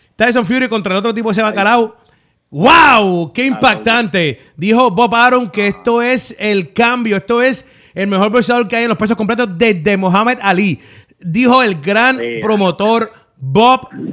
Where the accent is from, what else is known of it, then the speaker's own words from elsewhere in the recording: Fajardo, Puerto Rico; also born or lived in Luquillo, Puerto Rico; yo soy de Fajardo